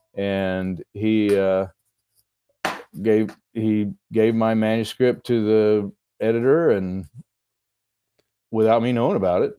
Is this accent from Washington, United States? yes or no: no; Texas, United States; moved away as an adult; also born or lived in Idaho; now in Eagle River, United States; I'm originally from Texas